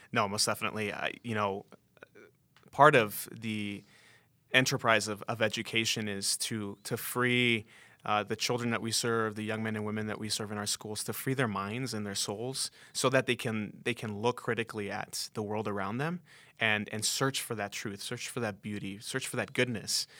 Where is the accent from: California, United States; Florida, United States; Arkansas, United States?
California, United States; Oxnard; moved away as an adult; also born or lived in Mexico (parents); now in Denver, United States; I'm originally from Oxnard, California, uh, ended up in Denver eleven years ago